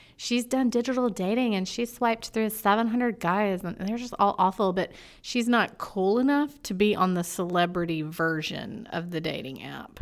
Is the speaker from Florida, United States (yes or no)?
yes; Florida, United States; I'm from Florida, and I, and I like that Southern drawl